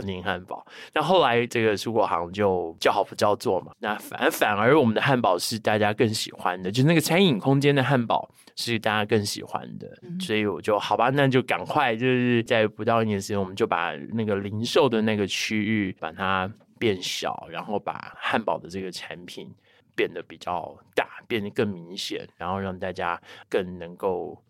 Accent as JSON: {"language": "Chinese", "region": "Chiayi", "country": "Taiwan", "tie": "born or raised there", "said": "我是在，在我自己的故乡创立了这个品牌"}